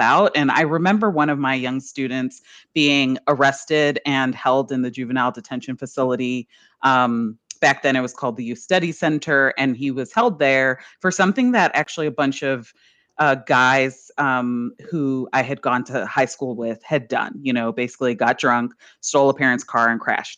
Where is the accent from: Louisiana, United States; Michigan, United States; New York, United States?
Louisiana, United States; New Orleans; I was raised here in New Orleans